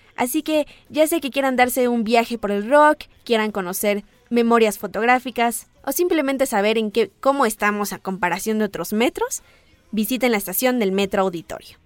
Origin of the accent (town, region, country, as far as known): Mexico